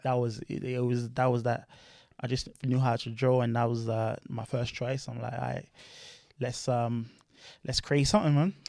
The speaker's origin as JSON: {"language": "English", "town": "Luton", "region": "East of England", "country": "United Kingdom", "tie": "born or raised there", "also_born_or_lived": "France", "said": "I'm from Luton, so that's my hometown"}